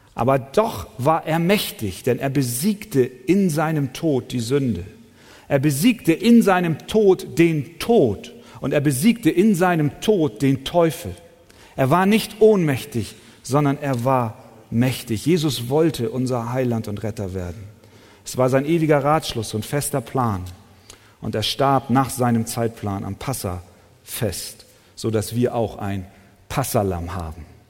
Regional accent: Hamburg, Germany; ich bin eher ein Stadtmensch, in den Straßenschluchten Hamburgs groß geworden

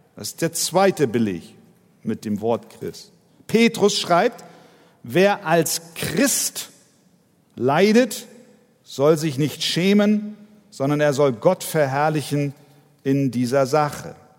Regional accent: Hamburg, Germany; ich bin Hamburger.

